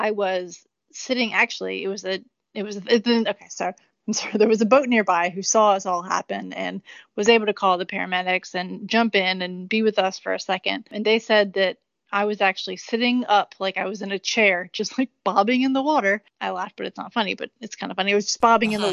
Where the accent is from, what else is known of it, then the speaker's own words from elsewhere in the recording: Richmond, Virginia, United States; MCV in Richmond, Virginia, my hometown